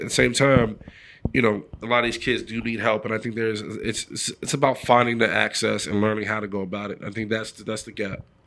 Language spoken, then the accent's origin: English; New York City, New York, United States; moved away as an adult; I'm from the Bronx, New York, so I'm a city kid